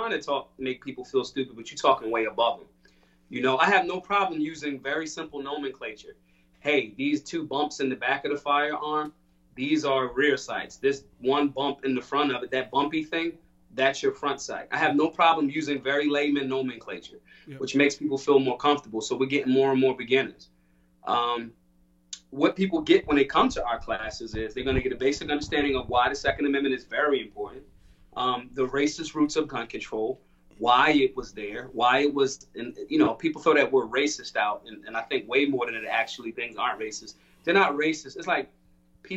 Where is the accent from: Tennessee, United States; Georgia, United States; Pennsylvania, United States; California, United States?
Pennsylvania, United States; Philadelphia; I'm from Philly